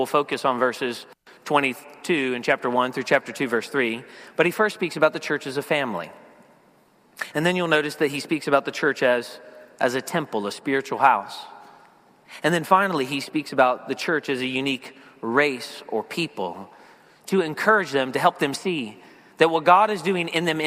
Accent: Lower Alabama, United States; now in Philadelphia area, United States; I grew up in L.A., Lower Alabama, the deep south, the real L.A.

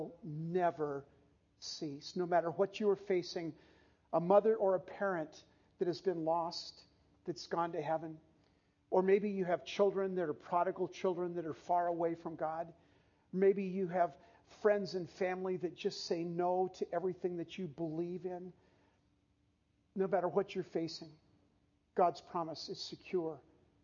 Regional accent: San Diego, California, United States; we grew up in San Diego

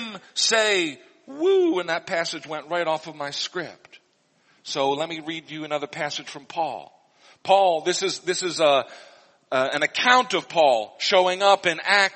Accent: Missouri, United States; when I was growing up in Missouri

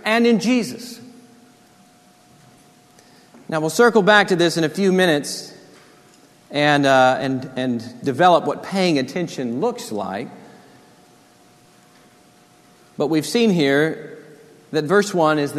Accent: Corpus Christi, Texas, United States; Growing up in Corpus, we'd go to the beach

